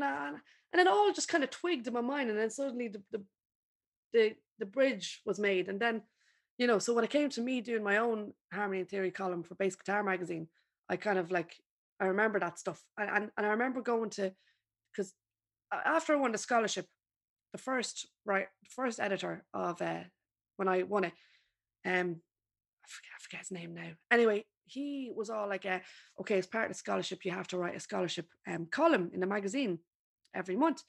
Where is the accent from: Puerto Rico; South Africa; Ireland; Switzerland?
Ireland; now in London, United Kingdom; I'm just an Irish girl in London.